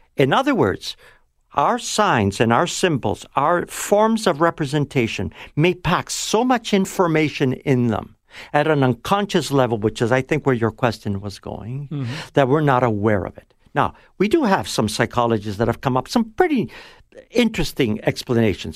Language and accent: English; Toronto, Ontario, Canada; also born or lived in Italy; I was brought over after the war in 1948